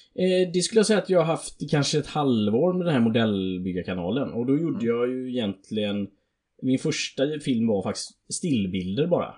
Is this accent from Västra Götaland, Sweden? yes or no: yes; Alingsås, Västra Götaland, Sweden; accent: Alingsås English; sin egna Alingsås-engelska